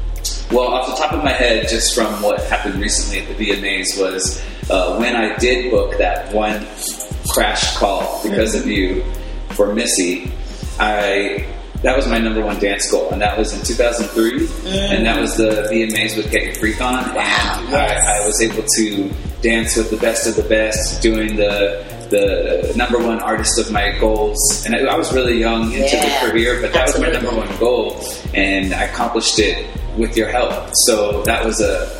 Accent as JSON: {"language": "English", "town": "West Covina", "region": "California", "country": "United States", "tie": "born or raised there", "also_born_or_lived": "Hollywood, Los Angeles"}